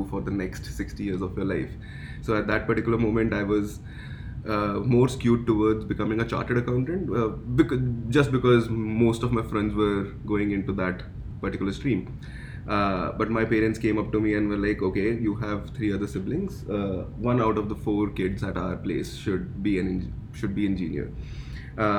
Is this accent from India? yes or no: yes; India; also born or lived in Dubai / Canada; now in Toronto, Canada; I am originally from India